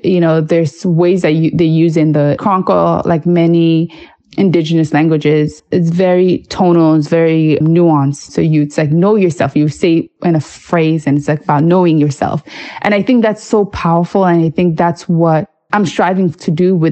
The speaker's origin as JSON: {"language": "English", "town": "New York City", "region": "New York", "country": "United States", "tie": "born or raised there", "said": "growing up in New York City"}